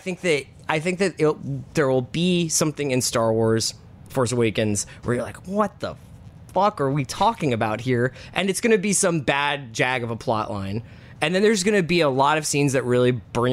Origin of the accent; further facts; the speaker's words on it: United States; I'm an American male, 38 years old.